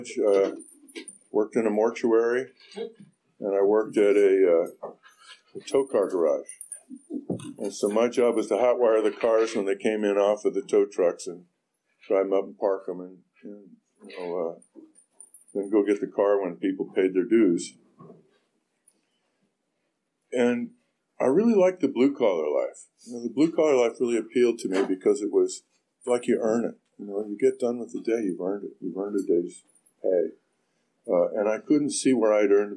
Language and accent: English; Orinda, California, United States; I grew up in Orinda, child of the 60s